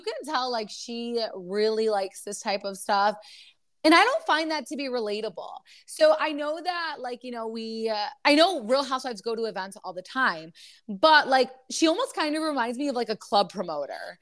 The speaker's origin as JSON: {"language": "English", "region": "Michigan", "country": "United States", "said": "we're from Michigan"}